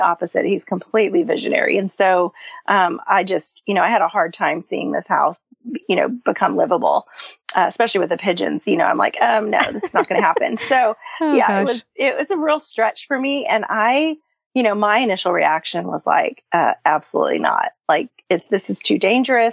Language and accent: English; California, United States; moved away as an adult; also born or lived in Flagstaff, Arizona; now in Nashville, United States; I grew up in California. I lived there for the first 20 years of life